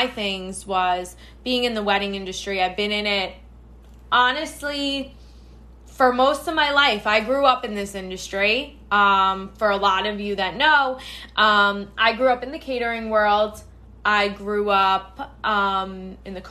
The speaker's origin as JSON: {"language": "English", "region": "New York", "country": "United States", "tie": "born or raised there", "said": "I am based, born and bred in New York."}